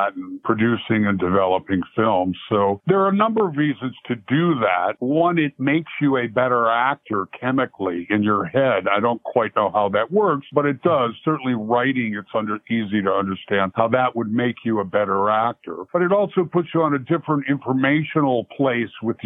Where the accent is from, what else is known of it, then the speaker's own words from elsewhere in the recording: Virginia, United States; I was born in Virginia